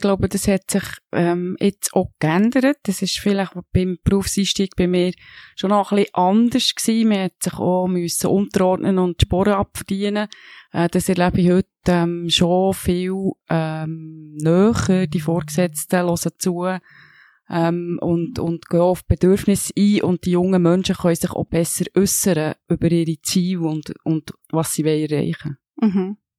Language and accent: German; Switzerland; Ich bin in einem kleinen Dorf aufgewachsen, in der Nähe vom Röstigrab